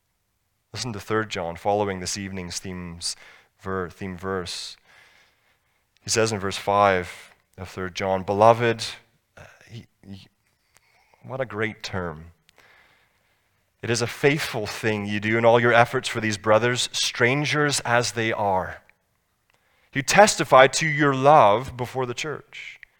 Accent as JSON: {"language": "English", "region": "Scotland", "country": "United Kingdom", "tie": "born or raised there", "said": "I grew up in Scotland"}